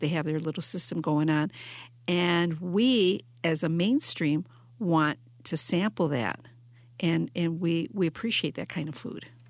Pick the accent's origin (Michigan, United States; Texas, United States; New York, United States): Michigan, United States; Detroit; here in my hometown in Detroit